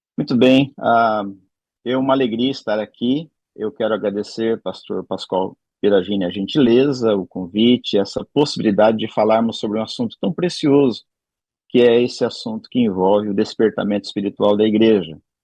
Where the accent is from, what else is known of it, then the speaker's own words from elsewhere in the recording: Lupionópolis, Paraná, Brazil; moved away as an adult; now in New Jersey, United States; Eu cresci no Paraná, numa cidade chamada Lupionópolis, no interior aí do Paraná.